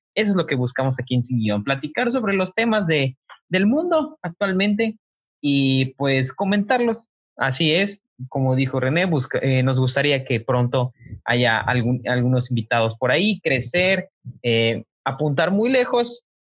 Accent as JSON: {"language": "Spanish", "town": "Cozumel", "region": "Quintana Roo", "country": "Mexico", "tie": "born or raised there", "said": "yo me encuentro en Cozumel, yo soy de aquí, nativo, isleño, costeño"}